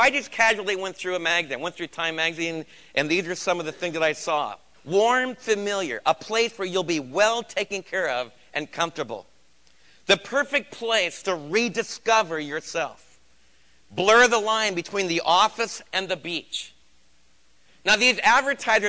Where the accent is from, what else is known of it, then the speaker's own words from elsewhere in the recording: United States; as American believers